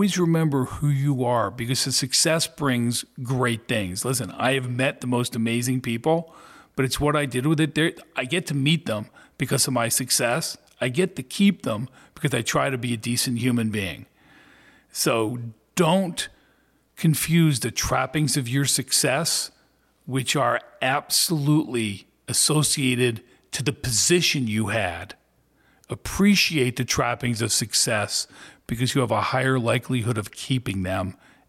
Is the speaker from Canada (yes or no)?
no; Philadelphia, Pennsylvania, United States; Yeah, it had its moments, but I have some of the greatest friends and some of the greatest memories from being there.